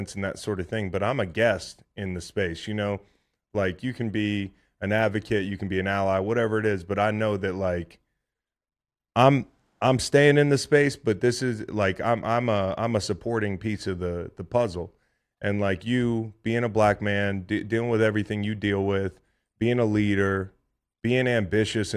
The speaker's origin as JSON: {"language": "English", "town": "Charlottesville", "region": "Virginia", "country": "United States", "tie": "born or raised there"}